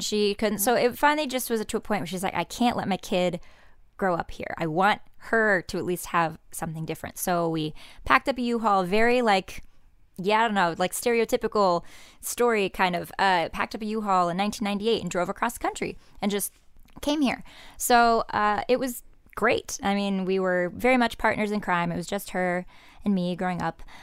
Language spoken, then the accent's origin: English; Indiana, United States; moved away